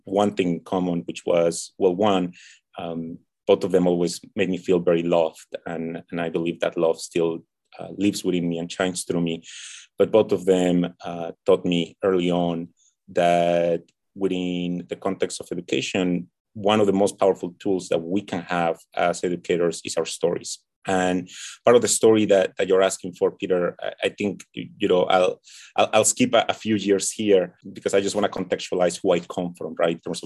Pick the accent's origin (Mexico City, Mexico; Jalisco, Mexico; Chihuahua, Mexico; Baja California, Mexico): Mexico City, Mexico; I was born and raised in Tenochtitlan, that's Mexico City